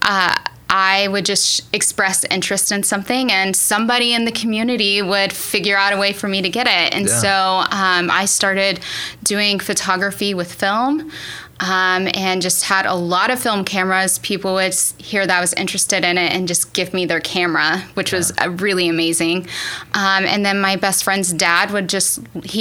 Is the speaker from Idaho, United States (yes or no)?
no; Borger, Texas, United States; moved away as an adult; also born or lived in Seattle / Portland / India / Dallas; now in Del City, United States; born and raised in Texas in a small town called Borger, which is outside of Amarillo.